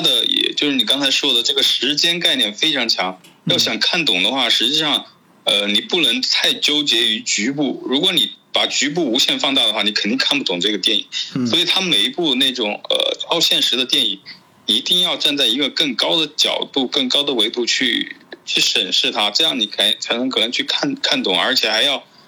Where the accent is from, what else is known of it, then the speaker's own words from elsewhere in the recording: China; 我是中国人